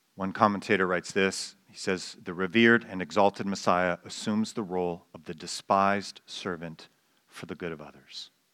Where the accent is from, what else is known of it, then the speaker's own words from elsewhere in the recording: Canada; I don't cease to be a Canadian when I become a Christian